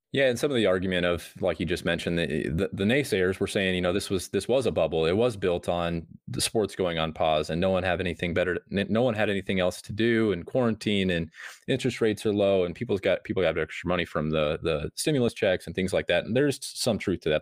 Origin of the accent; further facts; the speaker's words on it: Nebraska, United States; I'm from Nebraska